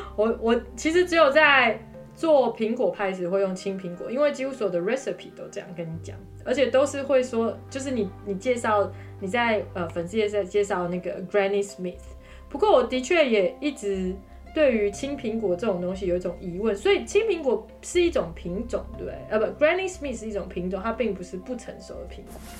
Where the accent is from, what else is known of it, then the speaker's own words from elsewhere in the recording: Taiwan; moved away; 我们在台湾长大